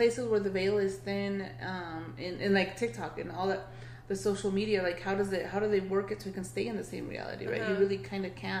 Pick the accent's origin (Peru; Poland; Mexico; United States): Mexico; Chihuahua; I was born in Mexico, I'm Mexican, and I was born in Chihuahua